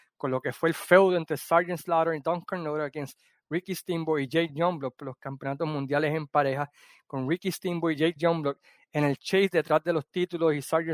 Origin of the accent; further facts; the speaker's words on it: Puerto Rico; now in Chicago, United States; me vine para acá a los Estados Unidos cuando tenía 5 años y, y regresé a Puerto Rico cuando tenía 8.